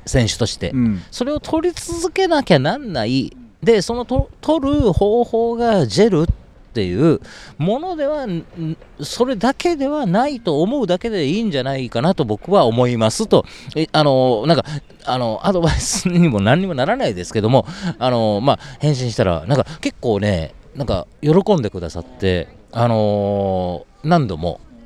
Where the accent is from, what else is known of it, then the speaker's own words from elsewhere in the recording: Osaka, Japan; now in Tokyo, Japan; 私、まあ、大阪出身の49歳